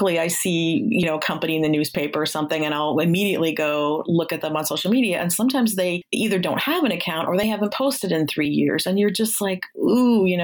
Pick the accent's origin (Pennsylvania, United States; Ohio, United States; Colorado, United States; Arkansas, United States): Ohio, United States; moved away as an adult; also born or lived in Bay Area, California; I'm from Ohio. That's where I'm at now. But I lived in the Bay Area for about 7 years